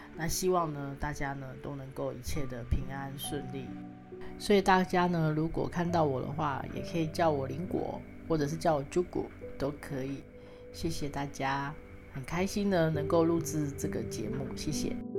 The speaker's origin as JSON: {"language": "Chinese", "region": "Kaohsiung City", "country": "Taiwan", "tie": "born or raised there", "said": "我呢，出生呢，在高雄市，但是呢，我的家乡呢，是来自于屏东满洲乡的高市村"}